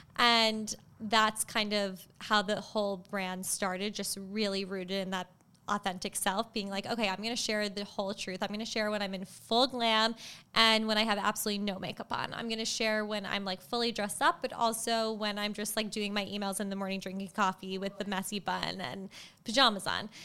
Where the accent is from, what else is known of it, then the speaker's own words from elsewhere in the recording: Long Island, New York, United States; I was born in New York City, and then my parents moved, my brother and I at the time, to the North Shore of Long Island. So we grew up in Long Island